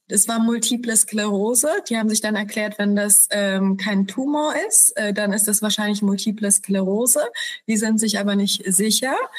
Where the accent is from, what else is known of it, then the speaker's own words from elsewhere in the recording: Poland; moved away; wir sind äh, wir kommen aus Polen